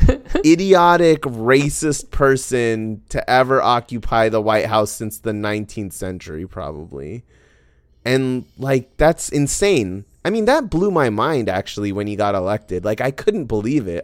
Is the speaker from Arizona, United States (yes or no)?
yes; Arizona, United States; I grew up in Arizona